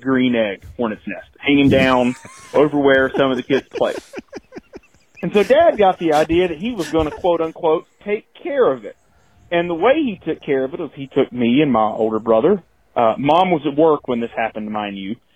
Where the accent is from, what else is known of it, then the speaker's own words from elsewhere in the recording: rural North Carolina, United States; when I was about five or six in rural North Carolina, my dad, uh, may he rest in peace, uh, who was a good man and he tried hard and he was the pastor of a small rural church